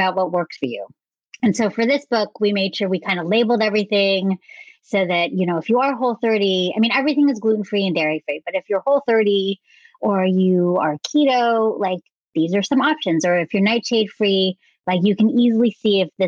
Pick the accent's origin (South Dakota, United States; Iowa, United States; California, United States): California, United States; San Francisco Bay Area; growing up in the San Francisco Bay Area